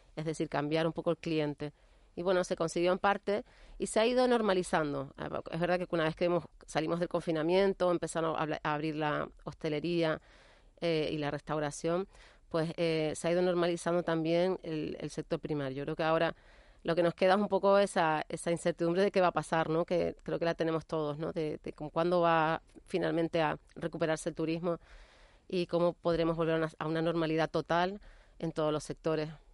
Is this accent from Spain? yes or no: yes; Canary Islands, Spain; Nosotros como canarios